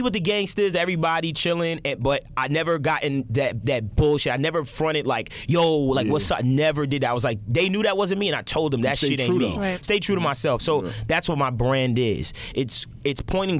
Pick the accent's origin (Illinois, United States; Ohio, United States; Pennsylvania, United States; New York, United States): New York, United States; New York City; I'm from Brooklyn